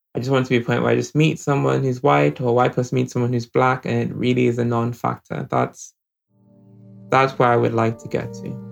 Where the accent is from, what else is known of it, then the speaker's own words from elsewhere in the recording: Nigeria; now in United Kingdom; I grew up in Nigeria